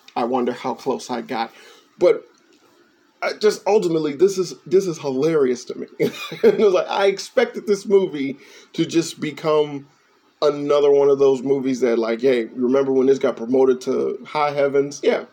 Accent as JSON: {"language": "English", "town": "Chicago", "region": "Illinois", "country": "United States", "moved": "yes", "said": "I'm from Chicago"}